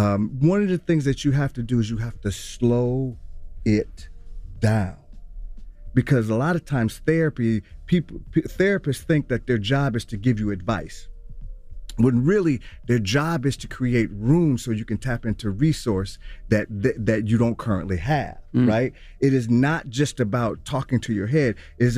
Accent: Milwaukee, Wisconsin, United States; born and raised in Milwaukee, Wisconsin, and my journey in terms of my people and my grandmother.

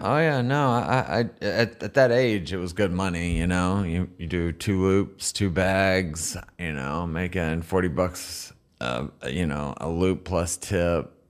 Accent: United States; I'm the American

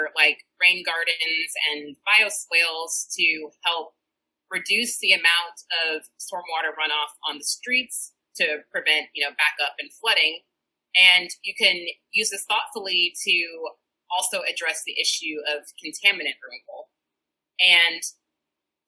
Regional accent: St. Louis, Missouri, United States; moved away as an adult; also born or lived in California; now in Seattle, United States; I am from St. Louis, Missouri, and did my PhD there

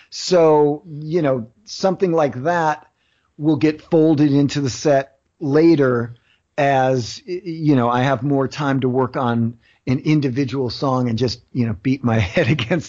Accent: Philadelphia, Pennsylvania, United States; because I'm from Philly and it's …, I feel like I got to crack ….

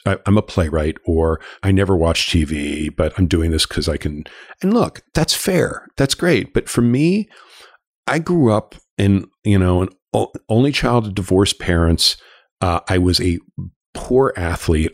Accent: Los Angeles, California, United States; I grew up in Los Angeles. I'm I'm a, I'm a I'm a native, but a prodigal son who moved back here.

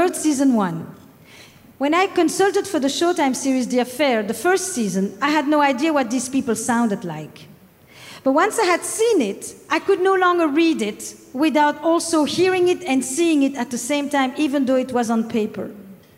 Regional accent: Flemish part of Belgium, Flanders, Belgium; accent: French; now in United States; I'm from the Flemish part of Belgium, despite the French accent.

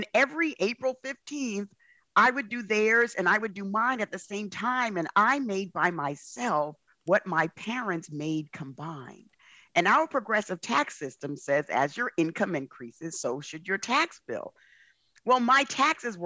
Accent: New York City, New York, United States; I grew up in the South Bronx.

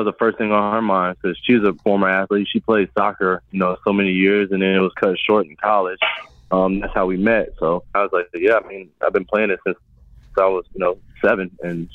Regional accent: New Smyrna Beach, Florida, United States; I grew up in New Smyrna Beach, Florida

